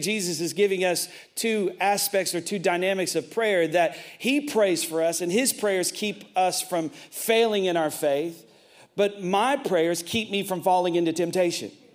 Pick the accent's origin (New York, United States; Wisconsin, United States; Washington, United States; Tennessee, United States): Tennessee, United States; I'm from Tennessee